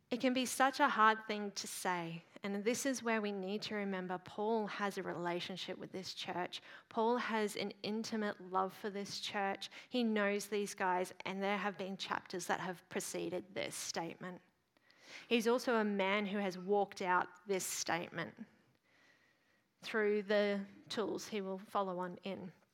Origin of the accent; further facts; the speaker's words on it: Queensland, Australia; as a Queenslander